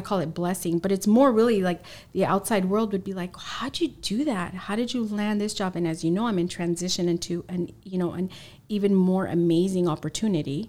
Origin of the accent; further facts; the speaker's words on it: San Diego, California, United States; also born or lived in Los Angeles; I was born in Los Angeles, and, um, when I was in middle school, my parents and my three brothers, we moved to San Diego, San Diego